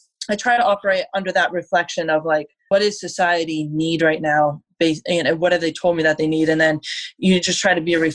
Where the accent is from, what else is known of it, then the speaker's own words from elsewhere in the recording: Vermont, United States; moved away; also born or lived in Colorado; I grew up in Vermont.